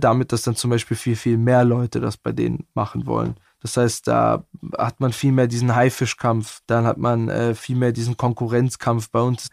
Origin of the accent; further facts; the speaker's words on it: Bietigheim-Bissingen, Baden-Württemberg, Germany; accent: Swabian; bei uns im Schwabenland